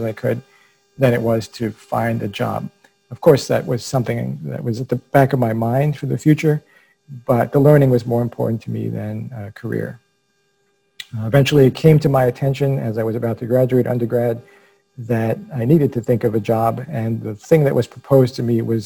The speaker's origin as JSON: {"language": "English", "town": "New York City", "region": "New York", "country": "United States", "tie": "born or raised there", "said": "I was raised by a single mother who was also an only child, and by grandparents who were immigrants. All of us lived in a small apartment in Brooklyn, New York"}